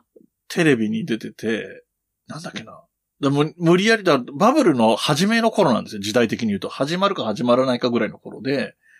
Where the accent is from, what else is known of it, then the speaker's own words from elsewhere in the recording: Yamanashi, Japan; あと僕の地元の話をすると、えっ、ー、と、はい、山梨県は